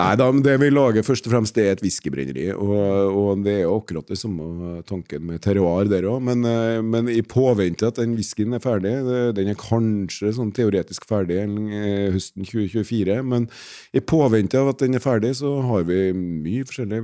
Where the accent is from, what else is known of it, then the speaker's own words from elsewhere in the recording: Trøndelag, Norway; now in Ringerike, Norway; sjøl så er jeg jo fra Trøndelag, så jeg, jeg har jo vokst opp på mandelpotet sjøl